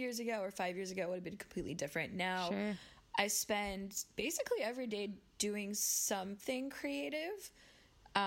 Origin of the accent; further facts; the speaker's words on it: Phoenix, Arizona, United States; moved away as an adult; also born or lived in Washington, D.C.; now in New York City, United States; I grew up in Phoenix, Arizona, and went to school in D.C. and then sort of found my way to New York by following a boy.